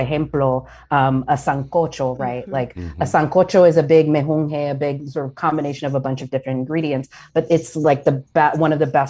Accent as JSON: {"language": "English", "region": "the American South", "country": "United States", "tie": "born or raised there", "said": "So as I mentioned earlier, I grew up largely in the American South. And I always want to clarify that for folks that I did not grow up on the island"}